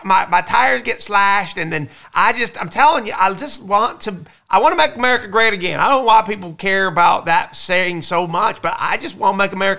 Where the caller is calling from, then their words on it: Gary, Indiana, United States; I'm up here in Gary, Indiana.